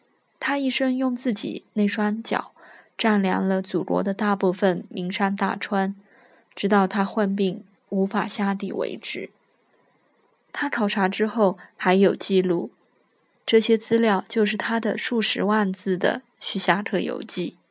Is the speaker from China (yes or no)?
yes; Jiangsu, China; 但先生是举世公认的著名的地理学家和旅游家，是我家乡的名片。